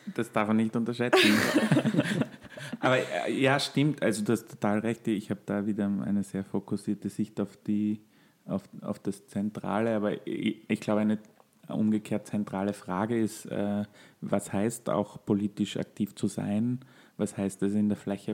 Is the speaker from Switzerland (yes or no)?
no; Austria; bei uns in Österreich